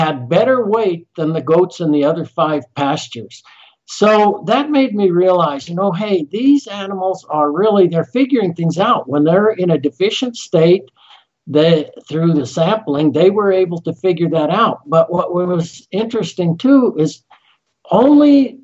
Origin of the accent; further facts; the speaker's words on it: Colorado, United States; moved away; also born or lived in Utah; I'm from Colorado originally, love the mountains